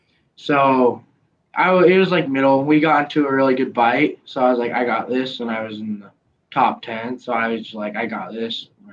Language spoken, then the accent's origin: English; Spanish Fork, Utah, United States; We're from Utah, Spanish Fork.